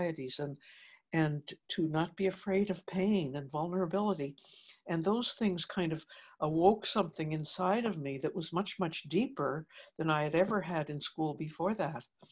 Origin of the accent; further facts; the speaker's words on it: Toronto, Ontario, Canada; here we were then settled in Toronto and I was still in school with the sisters